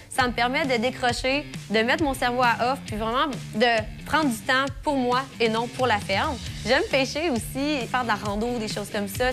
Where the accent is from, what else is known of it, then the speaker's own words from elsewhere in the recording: Neuville, Quebec, Canada; j'ai 24 ans, je viens de Neuville